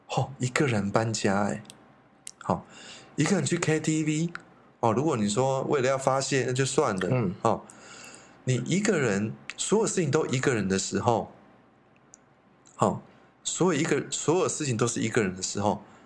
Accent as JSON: {"language": "Chinese", "country": "Taiwan", "said": "我们台湾人"}